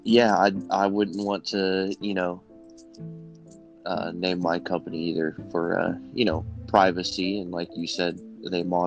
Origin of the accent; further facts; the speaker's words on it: Central Illinois, United States; I'm from Central Illinois